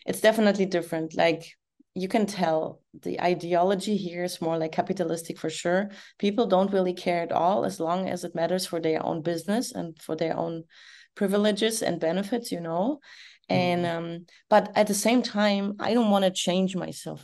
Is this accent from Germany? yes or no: yes; Berlin, Germany; now in Florida, United States; I'm East German, I'm from East Berlin.